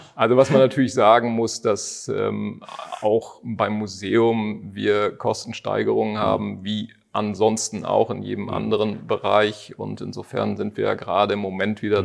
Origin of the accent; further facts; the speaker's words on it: Cloppenburg, Lower Saxony, Germany; moved away; also born or lived in Landkreis Harburg; als gebürtiger Kloppenburger